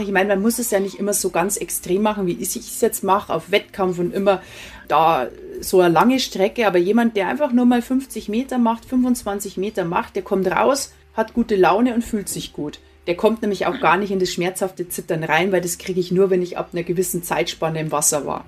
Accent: Prien am Chiemsee, Bavaria, Germany; now in Burghausen, Germany; bin ja am Chiemsee aufgewachsen

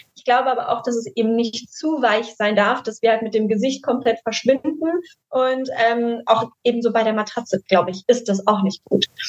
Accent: Düsseldorf, North Rhine-Westphalia, Germany; Und ich komme aus Düsseldorf

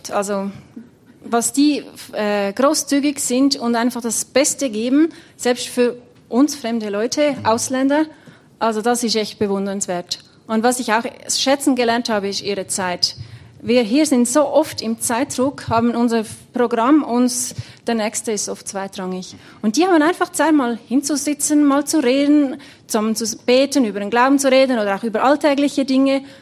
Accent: Zurich, Switzerland; gar nicht so viel anders wie jetzt im Kanton Zürich, wo ich herkomme.

